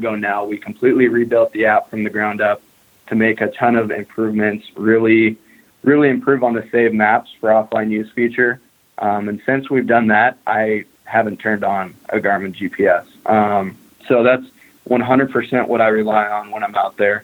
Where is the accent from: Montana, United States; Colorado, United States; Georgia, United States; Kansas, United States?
Montana, United States; And I grew up in Montana. I live in Montana now. I've never lived in any other state